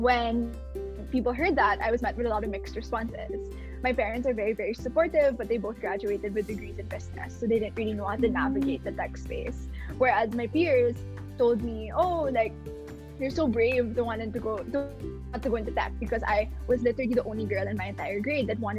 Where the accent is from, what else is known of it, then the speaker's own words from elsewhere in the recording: Manila, Metro Manila, Philippines; moved away as an adult; now in Stanford, United States; born and raised in Manila, Philippines, I went to a local school